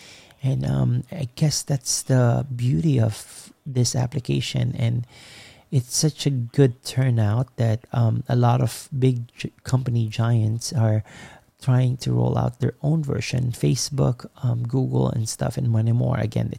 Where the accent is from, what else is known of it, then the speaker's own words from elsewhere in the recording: East Coast, United States; I'm from the East Coast, and I met my folks in the West Coast Clubhouse.